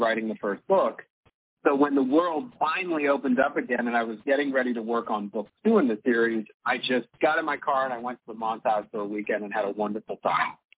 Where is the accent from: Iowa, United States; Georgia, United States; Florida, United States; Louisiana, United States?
Louisiana, United States; New Orleans; my neighborhood growing up in New Orleans